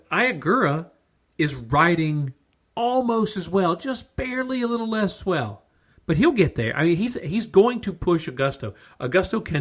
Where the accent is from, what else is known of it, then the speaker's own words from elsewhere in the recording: United States; We're American